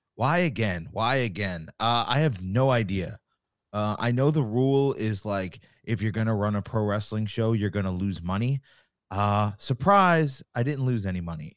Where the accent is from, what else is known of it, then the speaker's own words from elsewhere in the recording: Long Island, New York, United States; I'm from Long Island. I live here still. Uh, I grew up going to shows out here.